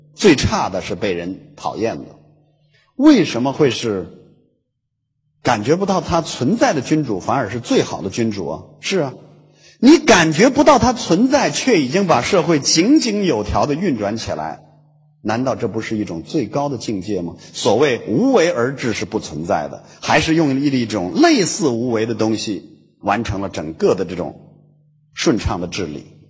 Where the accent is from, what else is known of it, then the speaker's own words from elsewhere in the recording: Hulunbuir grassland, Inner Mongolia, China; moved away; 呼伦贝尔草原的